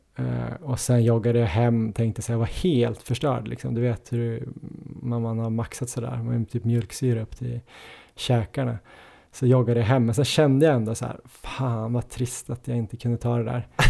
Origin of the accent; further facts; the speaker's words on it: Ås, Jämtland, Sweden; moved away; där jag är uppvuxen